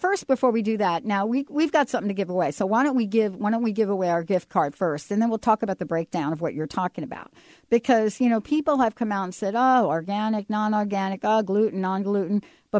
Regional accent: New York, United States; I grew up with cockroaches because I grew up in New York.

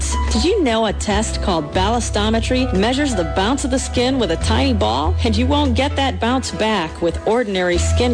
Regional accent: Michigan, United States; growing up in Michigan

